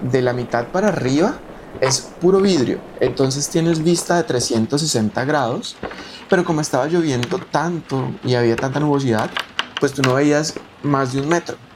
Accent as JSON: {"language": "Spanish", "country": "Colombia", "said": "yo soy colombiano, soy bayuno."}